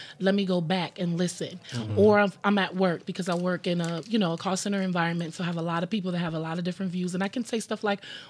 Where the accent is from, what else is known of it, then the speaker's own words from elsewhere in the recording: Georgetown, South Carolina, United States; now in Greenville, United States; I'm from Georgetown, South Carolina, a little small town right yes, in between Georgetown. Charleston and Myrtle Beach.